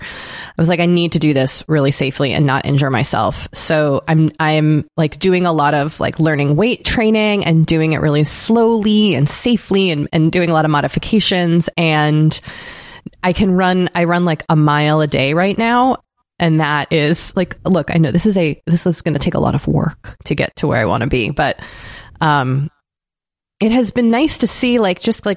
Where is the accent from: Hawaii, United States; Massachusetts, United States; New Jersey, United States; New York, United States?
Massachusetts, United States; Boston; I am from Boston and the marathon mm-hmm. goes through my town. And in Massachusetts, we all have it's a state holiday